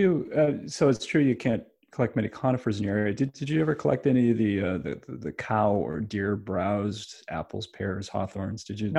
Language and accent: English; Ithaca, New York, United States; But I grew up down in Ithaca